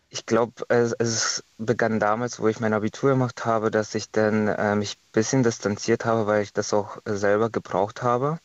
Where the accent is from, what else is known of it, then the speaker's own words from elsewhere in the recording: Estonia; now in Germany; ich komme ja ursprünglich aus Estland